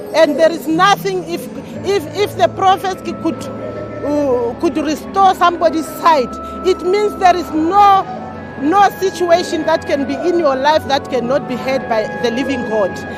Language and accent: English; Pretoria, Gauteng, South Africa; I'm coming from South Africa in Pretoria.